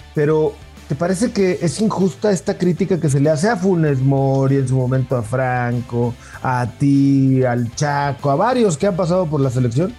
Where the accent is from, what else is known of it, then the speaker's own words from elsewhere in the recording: Torreón, Coahuila, Mexico; yo soy de Torreón